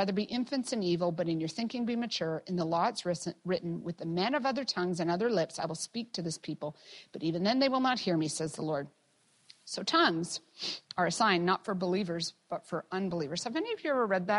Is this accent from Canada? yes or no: yes; Canada; being a Canadian